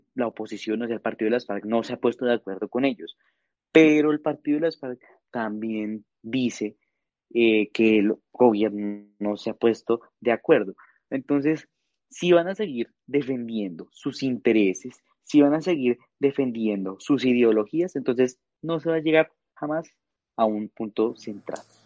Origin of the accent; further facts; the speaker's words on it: Colombia; nosotros como colombianos